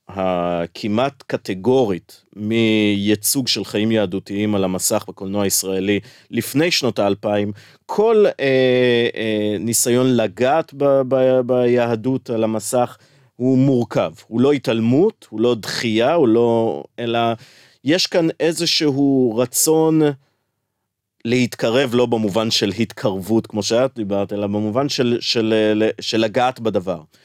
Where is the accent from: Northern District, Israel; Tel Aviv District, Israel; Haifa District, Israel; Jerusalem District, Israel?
Tel Aviv District, Israel; Tel Aviv; כשאני גדלתי בתל אביב